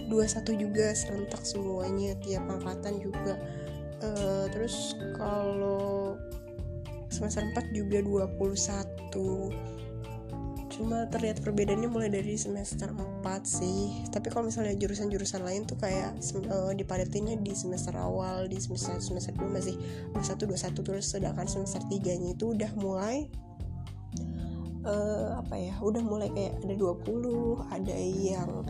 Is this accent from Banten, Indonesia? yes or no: yes; Tangerang, Banten, Indonesia; now in Bandung, Indonesia; gue orang Tangerang ya gue kuliah di Bandung